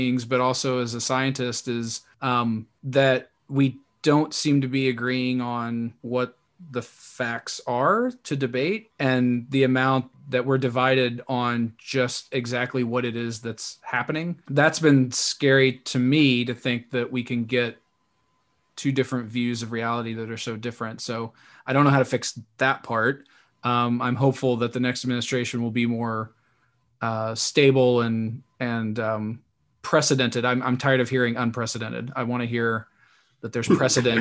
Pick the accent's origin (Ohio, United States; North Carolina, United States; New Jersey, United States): North Carolina, United States; born or raised there